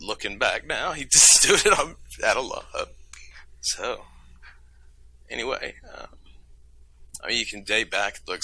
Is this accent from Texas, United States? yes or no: yes; Texas, United States; We're from Texas